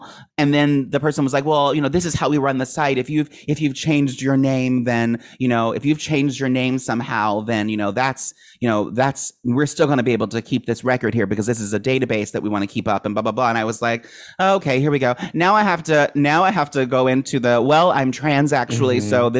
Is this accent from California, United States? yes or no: no; Maryland, United States; I grew up in Maryland.